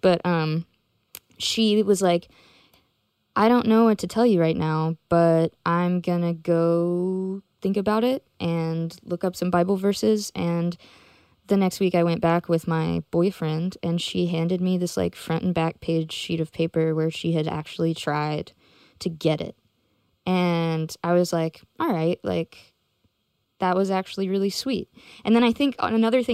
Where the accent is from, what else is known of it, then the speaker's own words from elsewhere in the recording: Memphis, Tennessee, United States; I grew up in Memphis